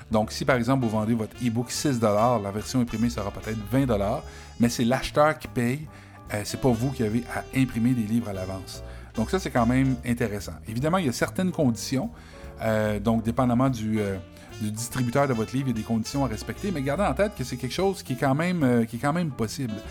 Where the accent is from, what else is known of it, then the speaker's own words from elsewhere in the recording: Quebec, Canada; accent: Quebec French; Donc moi, évidemment, j'ai un accent québécois